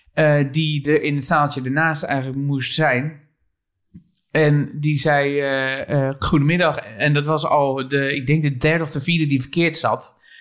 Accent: Barneveld, Gelderland, Netherlands; Barneveld, waar ik geboren ben

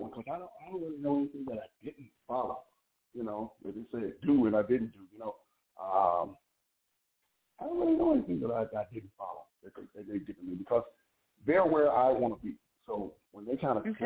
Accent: South Carolina, United States; young lady I grew up with in South Carolina

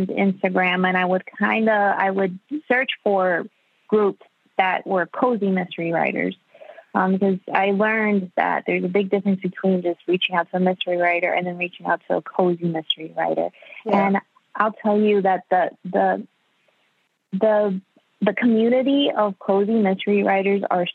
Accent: Miami, Florida, United States; I was born and raised in Miami. My parents are Cuban.

